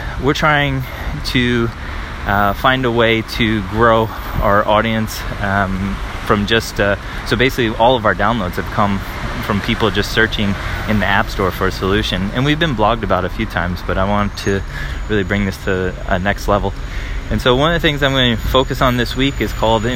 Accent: United States; now in Paris, France; I'm an American

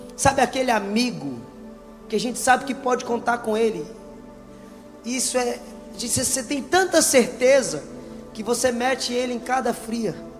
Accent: Juazeiro do Norte, Ceará, Brazil; moved away as an adult; also born or lived in Sobral; now in São Paulo, Brazil; eu sou lá do Ceará, lá da terra do, do Juazeiro do Norte

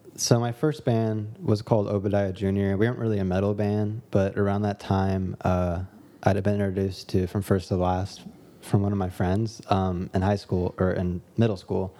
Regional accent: Dallas, Texas, United States; now in Los Angeles, United States; I live in L A, I make music, I grew up in Dallas, Texas

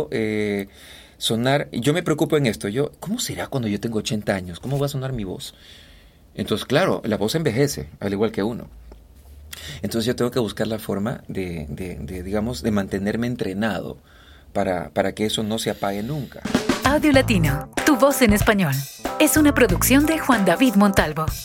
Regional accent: Guayaquil, Guayas, Ecuador; si tú me escuchas hablar y me presentas a alguien, me va a preguntar de dónde eres. Y yo le voy a decir de Guayaquil. No, tú no suenas guayaquileño.

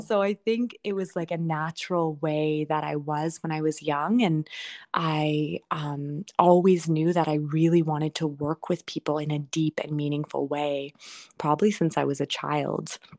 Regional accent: Toronto, Ontario, Canada; I decided I wanted to stay in Toronto, and I didn't even really know why, but come back to my hometown.

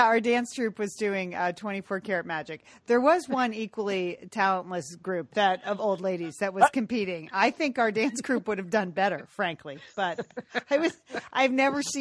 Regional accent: Connecticut, United States; now in Pasadena, United States; We grew up in Connecticut.

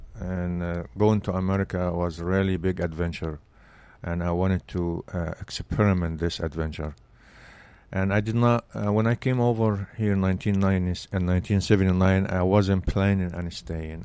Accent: Belbeis, Sharqia, Egypt; English is a second language; moved away as an adult; now in United States; I grew up in Egypt, and, uh, s, was a small city

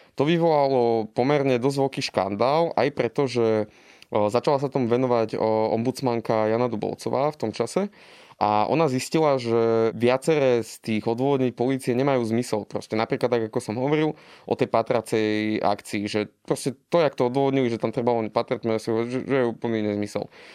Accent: eastern Slovakia, Slovakia; Ja som pôvodom z východu a teda ako dieťa som si zažil všelijaké potičky

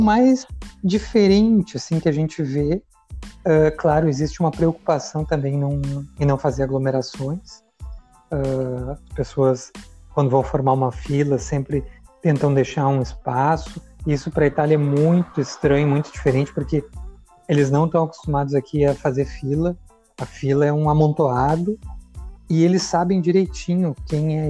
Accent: Porto Alegre, Rio Grande do Sul, Brazil; moved away as an adult; also born or lived in Portugal / Lucca, Italy / Florence, Italy; now in Ferrara, Italy; eu sou gaúcho aí de Porto Alegre

